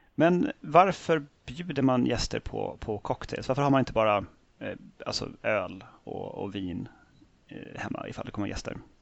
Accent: Norrtälje, Stockholm County, Sweden; Jag är ju då från Norrtälje från början

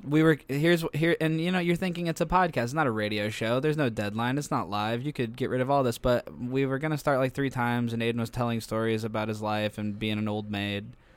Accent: Canton, Illinois, United States; we were from Canton, Illinois

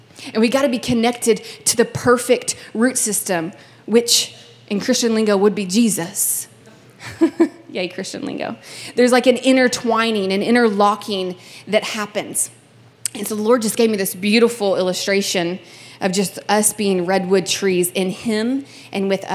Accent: Kentucky, United States; now in California, United States; I'm originally from Kentucky

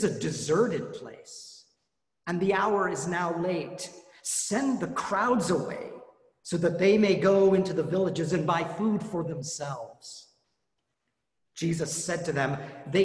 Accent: Colorado, United States; moved away; I grew up in Colorado

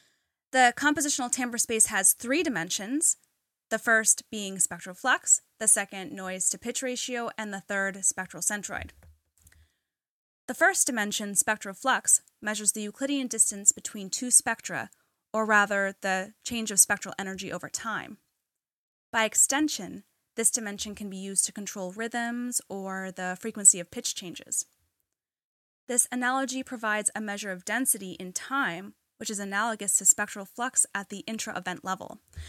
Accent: New England, United States; growing up in New England, there's a lot of different, you know, I like all the different shops

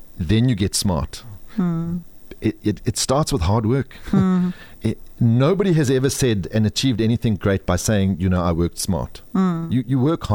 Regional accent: South Africa; But I am proudly South African

